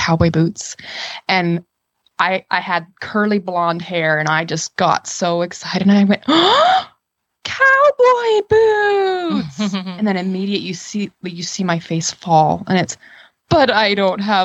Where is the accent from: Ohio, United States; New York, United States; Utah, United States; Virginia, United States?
Utah, United States; I grew up in Utah